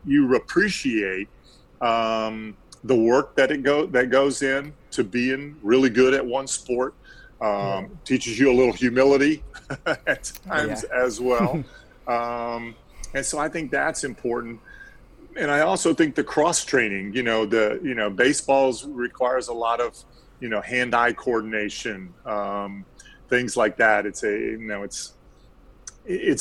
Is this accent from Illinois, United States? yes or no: no; Central Florida, United States; I grew up in Central Florida